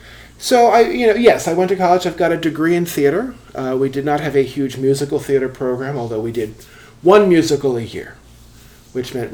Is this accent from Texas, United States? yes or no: no; Wilmington, Delaware, United States; I grew up in Wilmington, Delaware